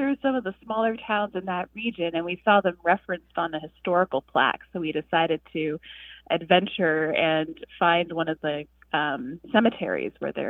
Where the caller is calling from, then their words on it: Denver, Colorado, United States; I'm calling from Denver, Colorado.